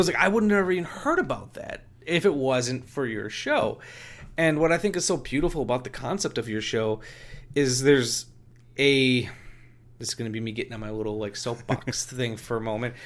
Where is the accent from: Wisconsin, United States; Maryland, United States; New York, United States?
Wisconsin, United States; I was born and raised in Wisconsin